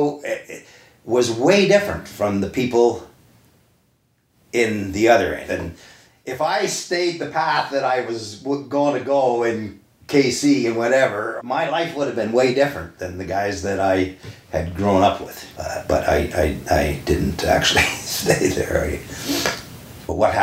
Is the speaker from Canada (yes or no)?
yes; Kingston, Ontario, Canada; I was born in Kingston in the North End. That's where I grew up till I was 13